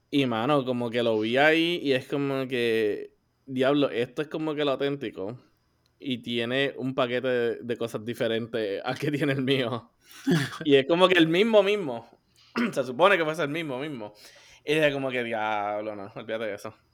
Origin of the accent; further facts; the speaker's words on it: Puerto Rico; La edad de esto, pues aquí todos somos boricuas, todo el mundo sabe lo